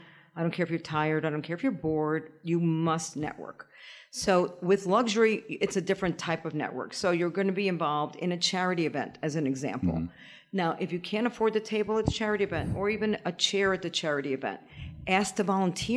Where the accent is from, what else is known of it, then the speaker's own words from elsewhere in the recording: Bronx, New York, United States; Well, I would say looking back, it wasn't a pleasant experience. However, when I was living it, it was a perfectly fine experience.